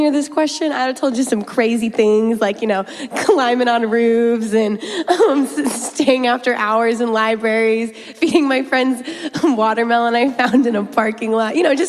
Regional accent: Houston, Texas, United States; moved away; I'm from Houston, Texas

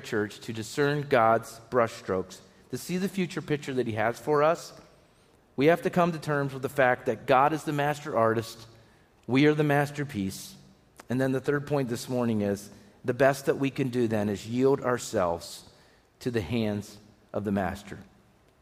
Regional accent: Pennsylvania, United States; I grew up driving in Pennsylvania

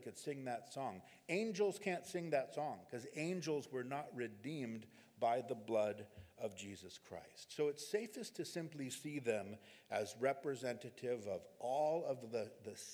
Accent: California, United States; we're from California

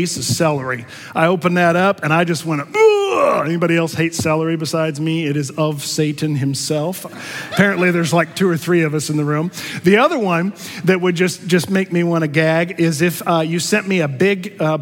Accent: Missouri, United States; I'm from Missouri

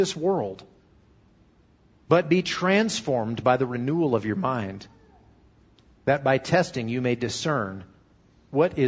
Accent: United States; I'm an American Christian

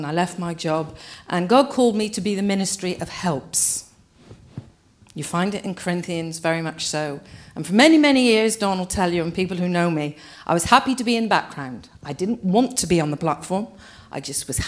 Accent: England, United Kingdom; we English people

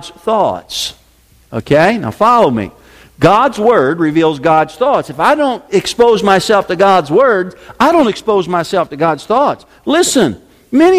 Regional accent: Decatur, United States; where I grew up in Decatur

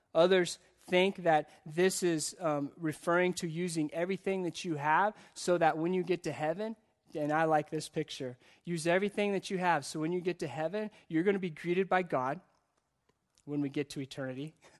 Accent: United States; as the American church

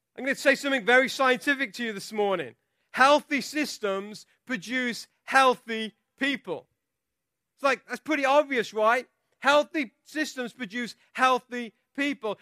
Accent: England, United Kingdom; I'm from England

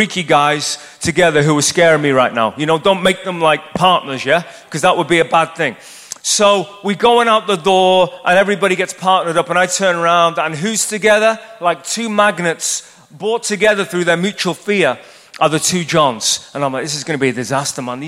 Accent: Ireland; born or raised there; moved away as an adult; now in United States

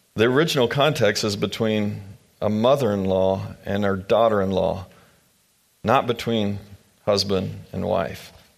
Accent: Manhattan, Kansas, United States; moved away as an adult; also born or lived in Louisville, Kentucky; We grew up in this area. We started to spend our lives together here in this area, here in Manhattan

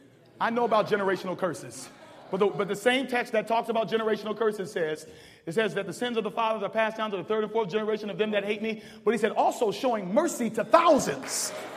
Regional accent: Berrien Springs, Michigan, United States; born there; I'm 36 years old. I'm born to a preacher and a lawyer. I was born in Berrien Springs, Michigan, when my dad was at the seminary.

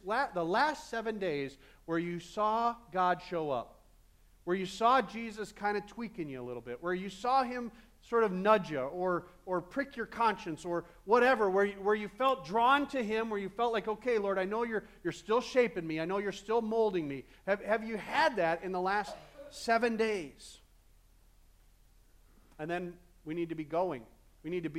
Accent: Midwest, United States; I'm a Midwesterner

